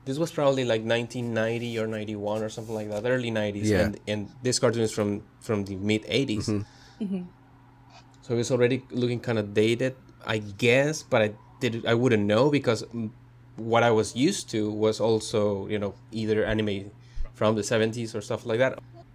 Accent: Mexico; moved away; growing up in Mexico, you get exposed to a lot of cartoons from other countries

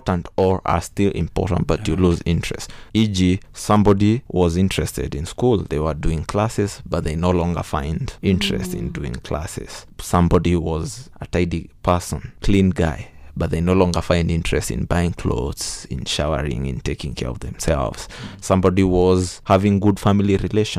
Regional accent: Kirinyaga County, Kenya; I'm from Kirinyaga

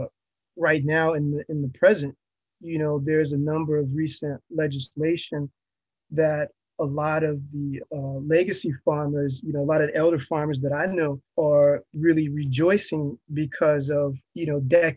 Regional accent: Hampton, Virginia, United States; growing up in Hampton

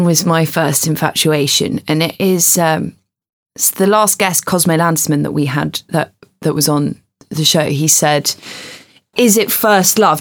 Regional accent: England, United Kingdom; I don't like feeling that English

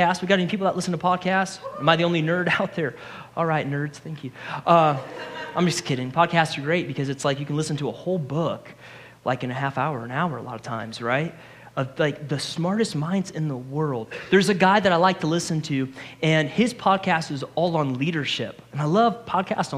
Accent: Ohio, United States; also born or lived in New York; now in Georgia, United States; I'm from Ohio

